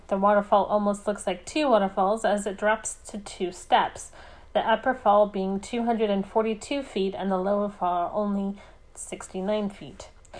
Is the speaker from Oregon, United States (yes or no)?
yes; Oregon, United States; born or raised there